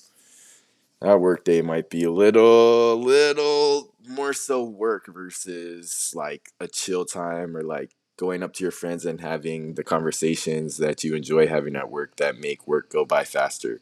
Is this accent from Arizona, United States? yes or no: yes; Tucson, Arizona, United States; I was born in Tucson